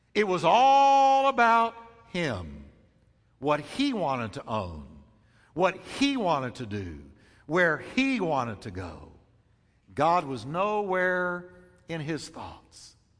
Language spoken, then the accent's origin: English; United States; as an American